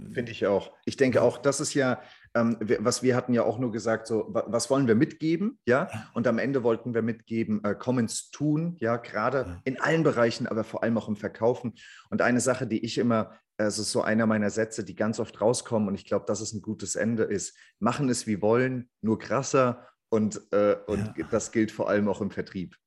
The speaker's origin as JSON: {"language": "German", "town": "Frankfurt", "region": "Hesse", "country": "Germany", "said": "ich komme ja auch aus Frankfurt"}